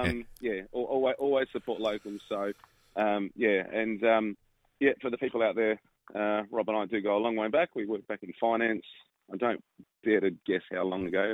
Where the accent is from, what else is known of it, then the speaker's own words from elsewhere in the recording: Adelaide Hills, South Australia, Australia; I grew up in Adelaide Hills